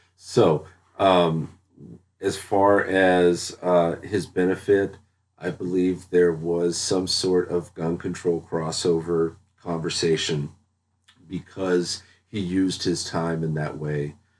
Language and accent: English; Dallas, Texas, United States; moved away; also born or lived in North Carolina; I grew up in Dallas. Uh, I, I spent most of my childhood in, in, in Dallas and in North Carolina